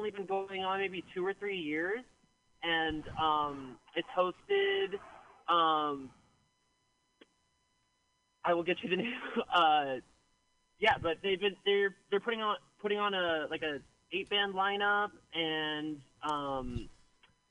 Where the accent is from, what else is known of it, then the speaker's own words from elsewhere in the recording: Petaluma, California, United States; I grew up in Sonoma County in Petaluma